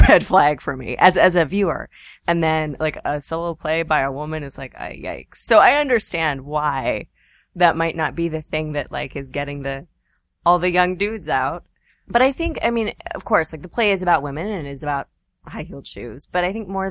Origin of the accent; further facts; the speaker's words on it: Vancouver, British Columbia, Canada; also born or lived in Toronto / Seattle / California; now in New York, United States; So I grew up in Vancouver. I'm not from here.